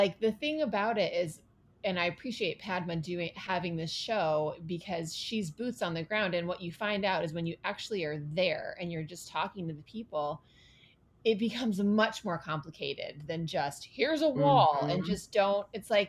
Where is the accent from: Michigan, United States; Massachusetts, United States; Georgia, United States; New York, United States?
Michigan, United States; Ann Arbor; now in Palm Desert, United States; I live now in Palm Desert. This is a much more conservative place than I've ever lived before. And I was raised in Ann Arbor, Michigan, which is liberal bubble, you know, University of Michigan's there.